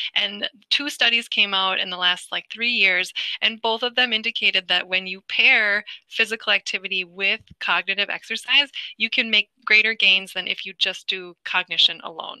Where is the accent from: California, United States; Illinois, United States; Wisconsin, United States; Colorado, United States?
Wisconsin, United States; I, am a Midwest native, so I'm from Wisconsin